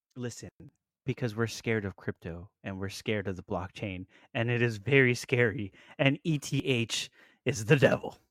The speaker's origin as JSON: {"language": "English", "region": "Florida", "country": "United States", "said": "we are from Florida"}